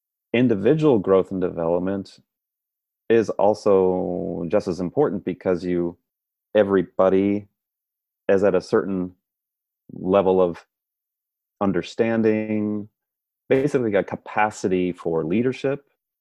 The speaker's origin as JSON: {"language": "English", "town": "San Francisco", "region": "California", "country": "United States", "said": "But as you said, yes, I'm from San Francisco originally, but I actually moved around quite a bit and went and earned my engineering degree at Georgia Institute of Technology in Atlanta, Georgia."}